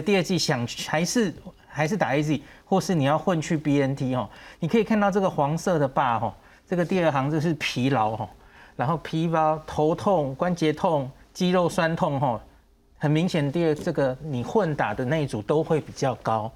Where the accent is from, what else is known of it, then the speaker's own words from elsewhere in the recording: Taiwan; 我们台湾人